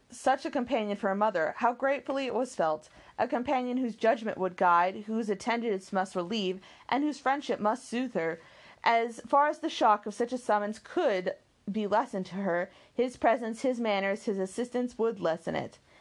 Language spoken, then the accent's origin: English; the American West, United States; I grew up in the West and Pony Express was really big